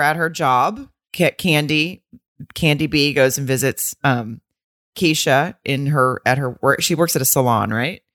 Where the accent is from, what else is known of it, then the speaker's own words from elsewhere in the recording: Arkansas, United States; moved away; also born or lived in Atlanta; I'm from Arkansas and I also lived in Atlanta for a lo-, a little period of time.